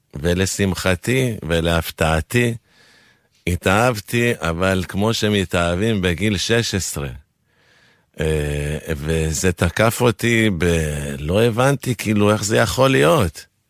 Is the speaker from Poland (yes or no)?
no; Argentina; first language Spanish; Hebrew is a second language; now in Israel; כילד שגדל בארגנטינה, בבית חילוני